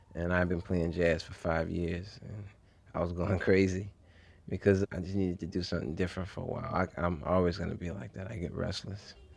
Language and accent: English; New Orleans, Louisiana, United States; Growing up in New Orleans is unique.